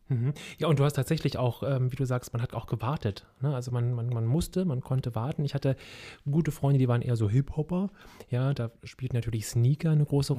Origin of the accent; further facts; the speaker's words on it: Berlin, Germany; ich bin ja in Kreuzberg groß groß geworden, in SO 36 in der Lausitzer Straße